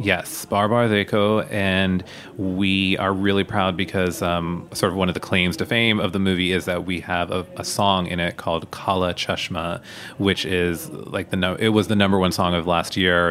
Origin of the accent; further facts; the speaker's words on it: United States; being born here and being raised here